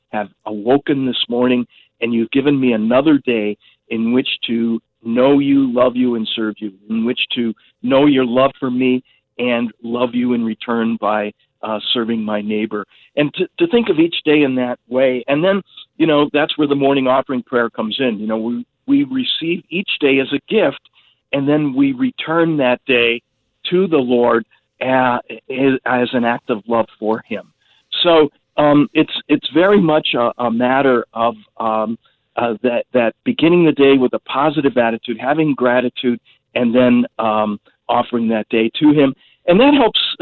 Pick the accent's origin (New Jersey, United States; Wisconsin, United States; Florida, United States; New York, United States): Wisconsin, United States; Milwaukee; growing up in the Milwaukee area